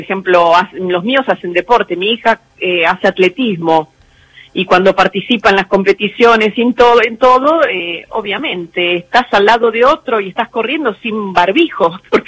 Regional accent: San Martín, Buenos Aires Province, Argentina; Yo soy de Buenos Aires, nací en San de Buenos Aires, de San Martín.

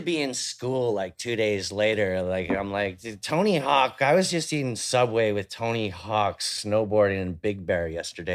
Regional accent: Vancouver, British Columbia, Canada; I grew up in Vancouver with, like, the North Shore Mountains

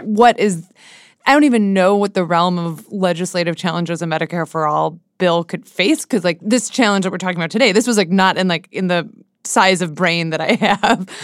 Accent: Seattle, Washington, United States; moved away as an adult; now in Washington, D.C., United States; my, like, friends where I grew up in Seattle

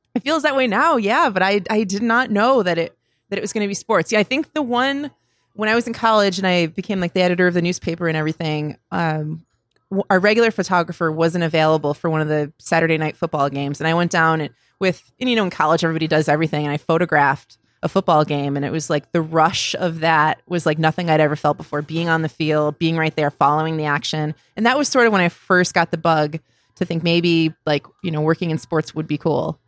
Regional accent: Cheektowaga, New York, United States; moved away as an adult; also born or lived in Buffalo; I was born in Buffalo in the city, and then we moved to Cheektowaga when I was, like, four years old, so lived mostly there up until I went to college

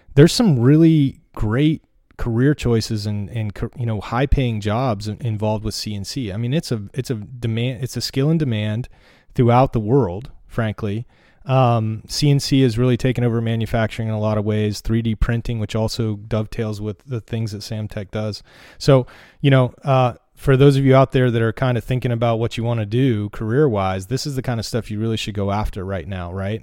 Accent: North Carolina, United States; moved away as an adult; now in Portland, United States; I grew up in the mountains of North Carolina

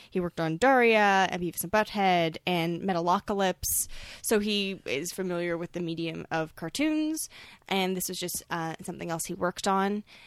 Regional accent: Toronto, Ontario, Canada; I grew up in Toronto

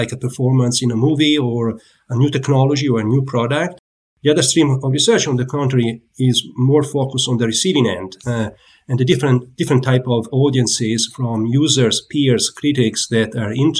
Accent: Italy; moved away as an adult; also born or lived in Pisa, Italy; now in United States

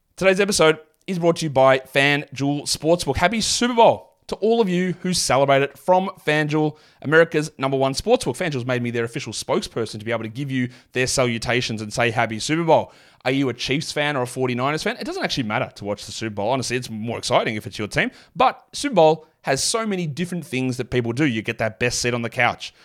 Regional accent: Australia; I'm from Australia.

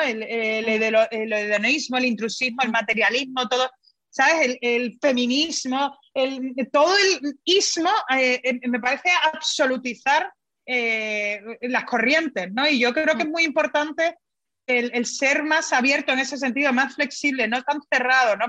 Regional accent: Spain; yo soy española, me encanta mi, mi país

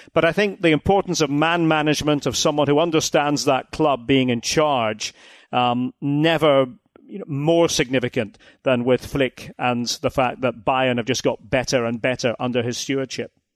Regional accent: Aberdeen, Scotland, United Kingdom; as an Aberdonian, uh, Aberdeen, my city, on the North Sea coast, northeast of Scotland

